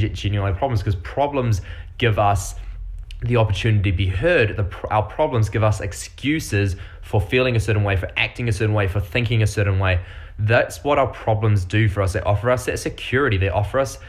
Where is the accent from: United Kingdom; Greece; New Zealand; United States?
New Zealand; accent: Kiwi; now in Quebec, Canada; I'm a fella from New Zealand, so I've got this really weird accent. It's not Australian